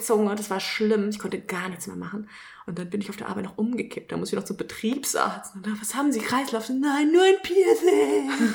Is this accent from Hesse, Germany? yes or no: yes; Kelkheim, Hesse, Germany; also born or lived in Frankfurt; now in Ruppertshain, Germany; Ich bin mal gebürtige Kelkheimerin